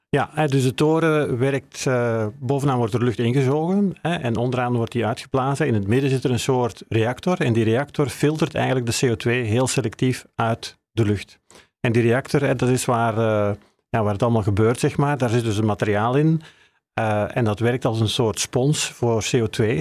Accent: Belgium; moved away as an adult; now in Netherlands; Zoals je kan horen kom ik uit België, eh, maar ik werk al tien jaar hier in Nederland.

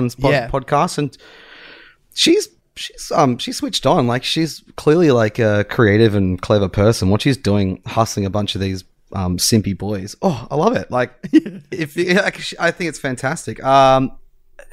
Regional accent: Tasmania, Australia; moved away; I was in my hometown in Tassie

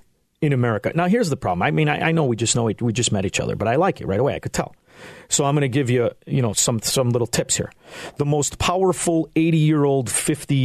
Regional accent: Chicago, Illinois, United States; I'm from Chicago. Nobody expects me to pronounce their name right

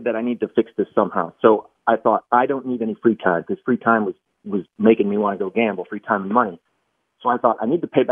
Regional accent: Michigan, United States; I grew up in Michigan, so I'm a Detroit sports fan.

